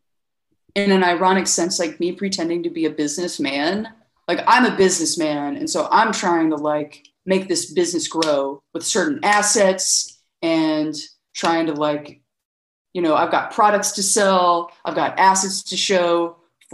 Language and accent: English; Birmingham, Alabama, United States; moved away as an adult; also born or lived in Nashville, Tennessee; now in Athens, United States; I actually grew up in Birmingham, Alabama, which is 3 hours south.